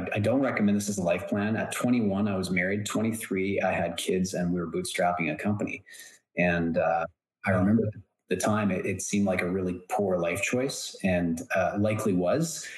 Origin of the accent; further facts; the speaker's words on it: Canada; I am Canadian and I live in Canada